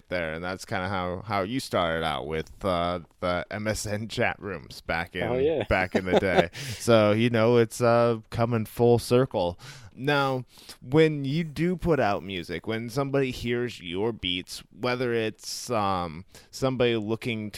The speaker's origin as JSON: {"language": "English", "region": "Iowa", "country": "United States", "moved": "yes", "said": "I'm originally from Iowa too"}